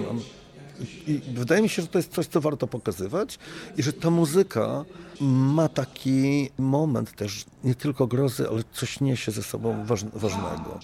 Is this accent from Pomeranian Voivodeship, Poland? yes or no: yes; Gdańsk, Pomeranian Voivodeship, Poland; jestem z Pomorza, jestem z Gdańska, więc to jest też jakby taki mój rejon